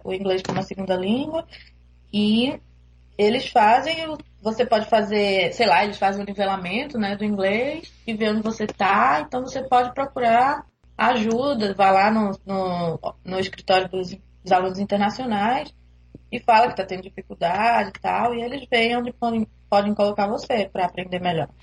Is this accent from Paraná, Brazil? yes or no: no; Recife, Pernambuco, Brazil; moved away as an adult; now in Toronto, Canada; eu sou de Recife